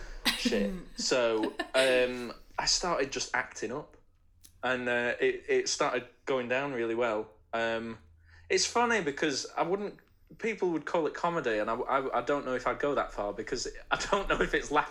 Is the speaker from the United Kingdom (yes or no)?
yes; Sheffield, Yorkshire and the Humber, United Kingdom; moved away; I'm from Sheffield, originally.